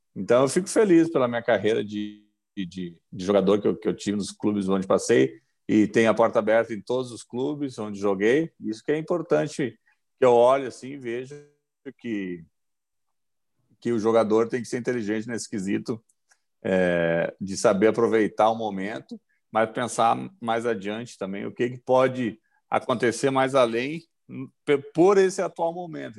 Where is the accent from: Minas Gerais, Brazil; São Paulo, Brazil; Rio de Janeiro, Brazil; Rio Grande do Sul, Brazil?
Rio Grande do Sul, Brazil; Gravataí; eu sou de Gravataí e nós tínhamos nossos, o nosso time do bairro ali